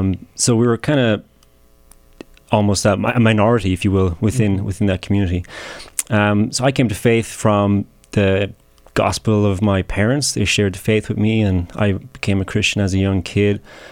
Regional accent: County Clare, Munster, Ireland; moved away as an adult; I'm from County Clare in Ireland, so I grew up in a predominantly Roman Catholic part of the country.

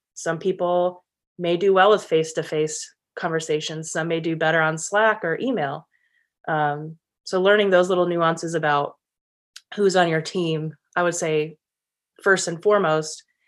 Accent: Michigan, United States; moved away as an adult; also born or lived in San Diego; returned back to Michigan, where I currently am, with the Lions, which was my, my hometown team growing up

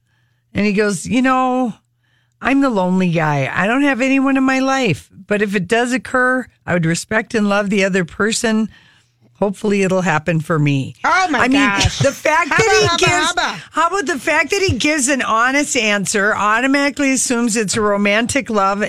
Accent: the South, United States; but I'm from the South. I love a good old-fashioned drugstore strip lash.

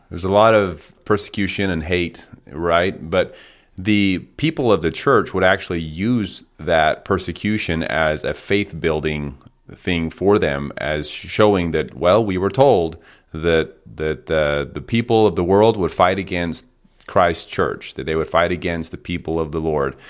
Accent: Colorado City, Arizona, United States; Short Creek, my hometown

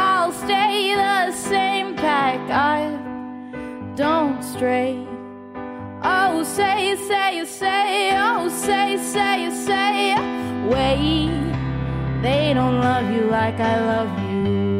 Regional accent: India; because I'm Indian and I'm like super hairy.

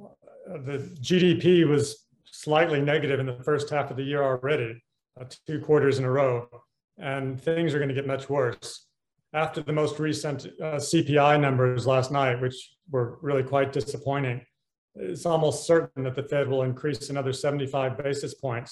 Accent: United States; moved away as an adult; also born or lived in Hong Kong / London / Washington; I'm an American, but I have spent most of my career working in Asia. I moved to Hong Kong in 1986

